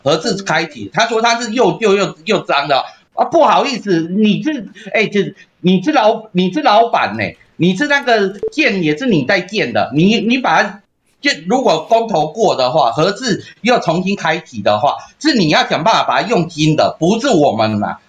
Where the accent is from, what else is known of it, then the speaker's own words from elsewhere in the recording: Taiwan; 我们台湾人